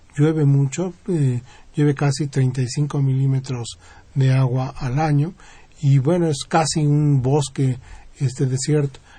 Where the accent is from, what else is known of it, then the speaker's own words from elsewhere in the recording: Mexico; Yo soy el único mexicano que participa en la misión